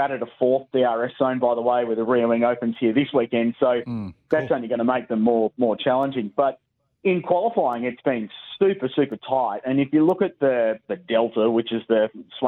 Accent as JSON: {"language": "English", "town": "Adelaide", "region": "South Australia", "country": "Australia", "tie": "born or raised there", "said": "I grew up in Adelaide in the 85 to 95 era"}